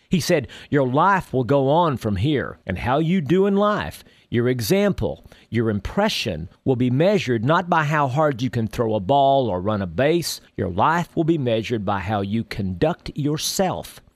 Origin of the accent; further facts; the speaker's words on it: Texas, United States; When I was a boy growing up in Texas